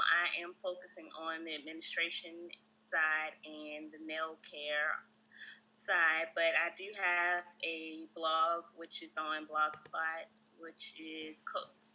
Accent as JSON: {"language": "English", "town": "Richmond", "region": "Virginia", "country": "United States", "moved": "yes", "lives_now": "Greensboro, United States", "said": "I'm from Richmond, Virginia, currently residing in Greensboro, North Carolina"}